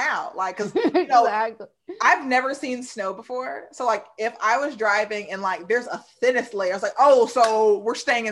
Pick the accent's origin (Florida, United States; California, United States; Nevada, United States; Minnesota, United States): Florida, United States; coming from Florida